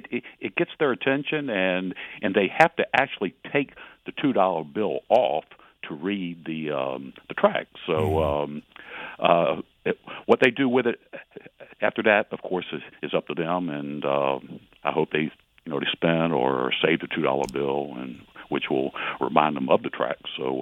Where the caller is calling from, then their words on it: Portsmouth, Virginia, United States; I'm calling from Portsmouth, Virginia, on WPMH radio.